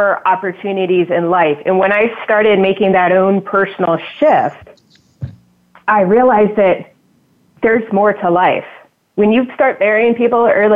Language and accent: English; United States; I grew up right outside Washington, D.C. area, about 10 miles on the eastern side